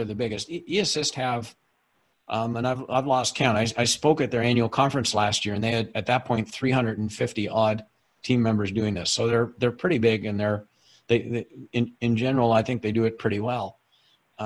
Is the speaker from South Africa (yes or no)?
no; Canada; I'm Canadian. I'm speaking to you from our head office in Halifax, Canada